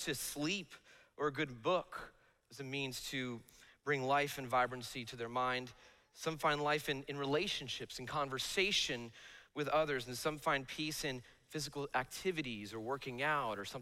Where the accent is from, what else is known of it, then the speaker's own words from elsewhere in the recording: Bloomfield, New Jersey, United States; I grew up in Bloomfield, New Jersey